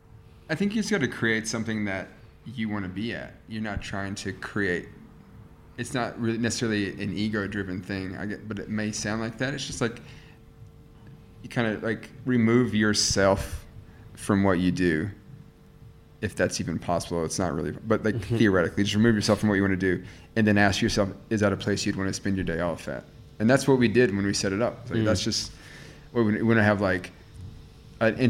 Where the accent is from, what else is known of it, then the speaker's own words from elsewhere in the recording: the South, United States; moved away as an adult; also born or lived in New York, United States; now in Melbourne, Australia; I grew up in the South